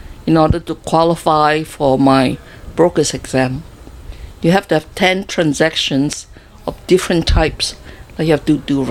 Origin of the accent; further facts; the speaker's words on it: Singapore; moved away as an adult; also born or lived in Australia; now in Honolulu, United States; I am 70 years old, and I came from Singapore.